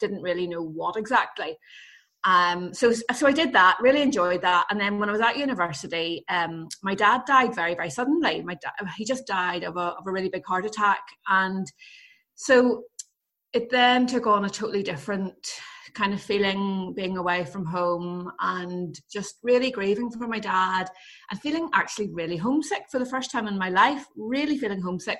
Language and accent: English; Belfast, Northern Ireland, United Kingdom; So I grew up in Belfast. I grew up in Belfast in the 1980s